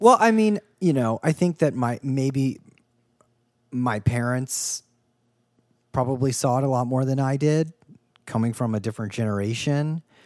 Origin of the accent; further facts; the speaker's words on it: United States; also born or lived in Ohio / Kentucky; I grew up in Ohio and Kentucky